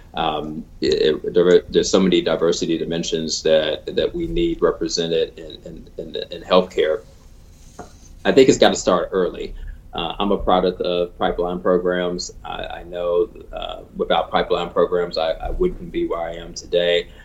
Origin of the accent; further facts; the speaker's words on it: Chicago, Illinois, United States; my hometown of Chicago